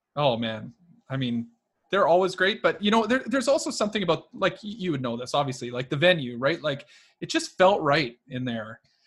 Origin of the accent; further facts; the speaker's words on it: Edmonton, Alberta, Canada; So I'm from Edmonton, Alberta.